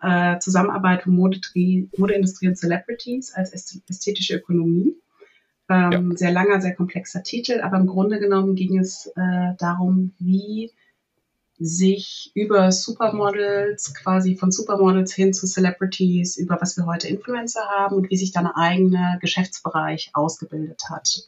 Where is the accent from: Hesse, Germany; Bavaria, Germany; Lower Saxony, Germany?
Hesse, Germany; southern; ich bin groß geworden in einem äh, kleinen Dorf im Südhessischen